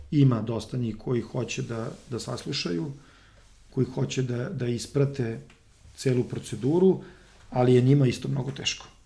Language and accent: Croatian; Serbia; ovde kod nas u Srbiji